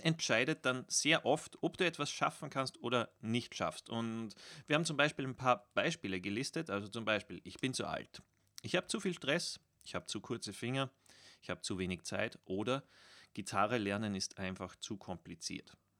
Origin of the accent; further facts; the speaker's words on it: Austria; als Österreicher